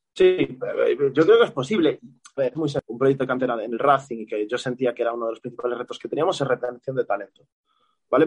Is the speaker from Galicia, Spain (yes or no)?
yes; A Coruña, Galicia, Spain; moved away as an adult; also born or lived in Ferrol; now in Dominican Republic; yo soy de Coruña